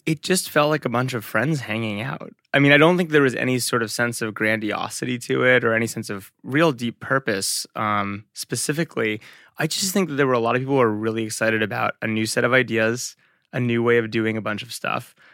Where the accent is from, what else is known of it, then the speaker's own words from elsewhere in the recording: Englewood, New Jersey, United States; moved away as an adult; also born or lived in London, England / Boston / Manhattan; now in Bay Area, United States; I grew up in Englewood, New Jersey.